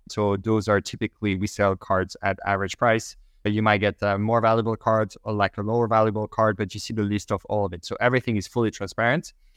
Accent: Belgium; first language French; English is a second language; moved away; I speak French initially, I'm from Belgium

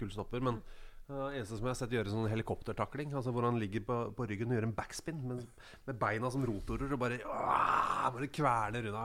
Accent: Molde, Møre og Romsdal, Norway; jeg er født i Molde

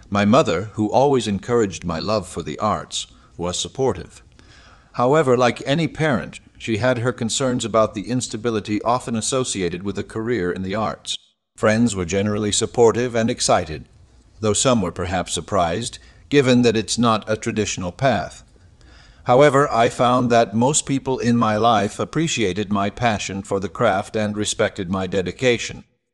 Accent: Detroit, Michigan, United States; I grew up in Detroit, Michigan during the Great Depression, which brought with it certain hardships.

